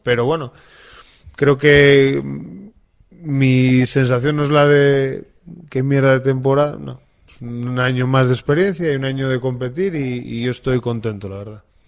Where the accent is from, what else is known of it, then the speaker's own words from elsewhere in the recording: Infiesto, Asturias, Spain; yo que soy de, de Infiesto